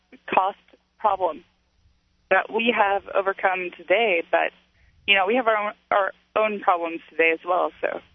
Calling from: Houston, Texas, United States; Hi. Yeah, I'm actually calling from Houston.

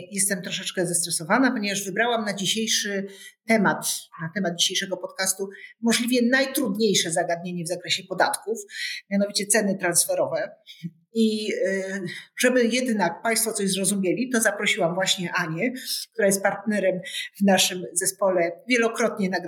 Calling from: Kraków, Lesser Poland, Poland; Jak międzymiastowa, to ja z Krakowa łączę się z Anną Wcisło z Warszawy.

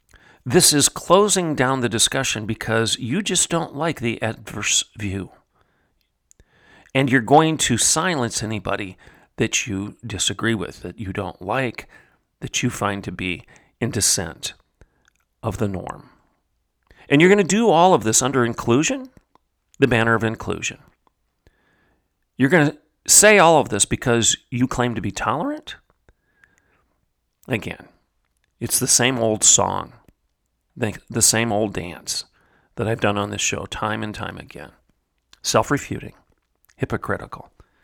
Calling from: Oklahoma, United States; I'm speaking from Oklahoma, obviously.

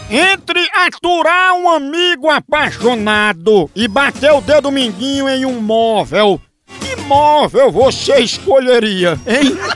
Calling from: Arapiraca, Alagoas, Brazil; Somos aqui de Arapiraca, Lagoas

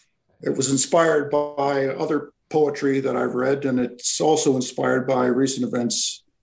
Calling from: Alberta, Canada; I'm calling from Alberta, Canada.

